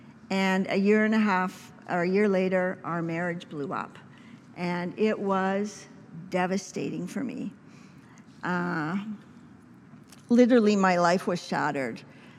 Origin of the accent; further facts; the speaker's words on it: Saskatchewan, Canada; my family, for the first year, I came to provinces from Saskatchewan.